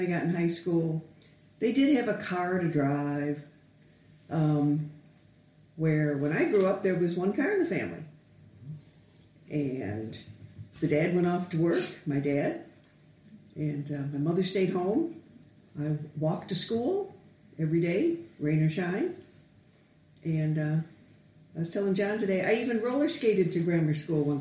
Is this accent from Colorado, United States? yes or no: no; Western New York, United States; moved away as an adult; also born or lived in Seneca Falls, New York / Batavia, New York; now in Detroit, United States; I was born back in Seneca Falls, New York, which is a famous little town for the women's suffrage movement way back when, before my time. And then we moved to Batavia, New York